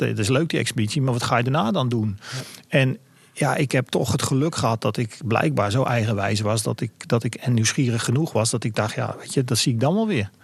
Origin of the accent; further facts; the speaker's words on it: Netherlands; ik als Nederlander